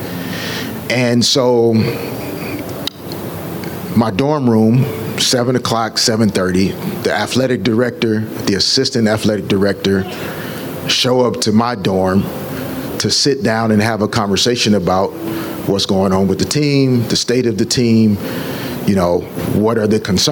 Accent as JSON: {"language": "English", "town": "Little Rock", "region": "Arkansas", "country": "United States", "tie": "born or raised there", "moved": "as an adult", "lives_now": "Los Angeles, United States", "said": "growing up in Little Rock"}